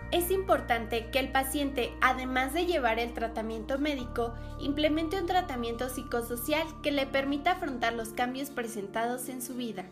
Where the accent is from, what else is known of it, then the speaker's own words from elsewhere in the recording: State of Mexico, Mexico; soy del Estado de México